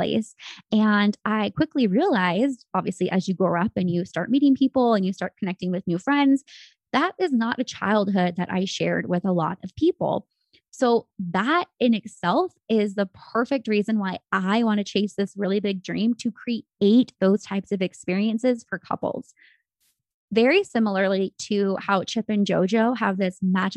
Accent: San Francisco Bay Area, California, United States; moved away as an adult; now in Arizona, United States; I was raised in the Bay Area, which, as you know, I'm sure you've seen, the San Francisco Bay Area

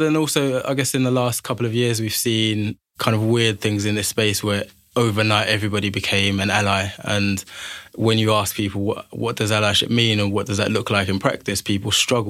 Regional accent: Liverpool, North West England, United Kingdom; born there; also born or lived in London / Manchester; now in Birmingham, United Kingdom; So I was born in Liverpool, spent a lot of my life in London, studied in Manchester. And Birmingham's really where I've called home for the last 7 or 8 years.

